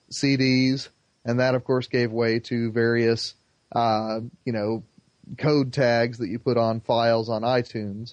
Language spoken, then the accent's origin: English; Plainfield, Indiana, United States; in Plainfield, Indiana, my hometown, there is one of the largest mosques in the Midwest